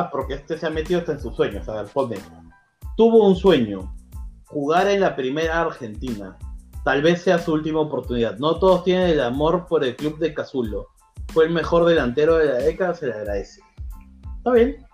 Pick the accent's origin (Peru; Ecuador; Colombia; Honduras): Peru; yo soy peruano